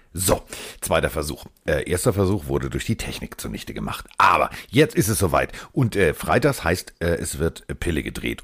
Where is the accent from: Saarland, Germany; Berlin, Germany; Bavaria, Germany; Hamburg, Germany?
Hamburg, Germany; ich als Hamburger